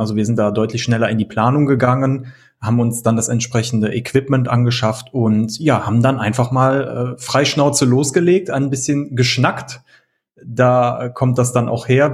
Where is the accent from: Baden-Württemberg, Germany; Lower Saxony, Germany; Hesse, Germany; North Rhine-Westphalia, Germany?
North Rhine-Westphalia, Germany; near Düsseldorf-Cologne; Wir sind äh, Rheinländer, wie man so schön im Rheinland sagt. und äh, wir kommen hier aus der Nähe oder äh, Umgebung Düsseldorf-Köln.